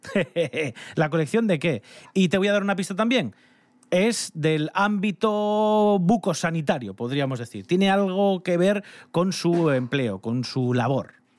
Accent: Asturias, Spain; cuántos viajes hacemos los asturianos

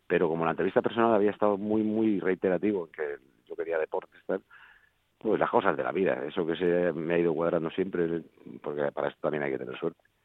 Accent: Madrid, Community of Madrid, Spain; also born or lived in Folgueras, Asturias; también me siento madrileño, claro, porque hacer nací aquí

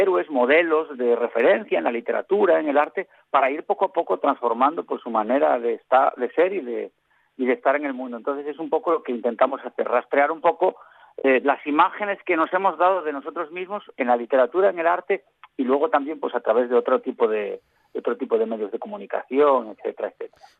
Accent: western Asturias, Spain; yo soy del occidente de Asturias

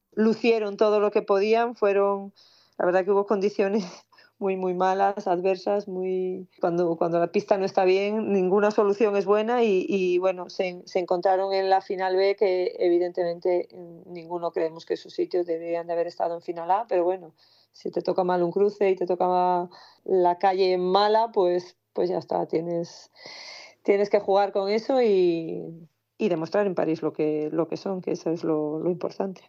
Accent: Castropol, Asturias, Spain; Yo soy asturiana

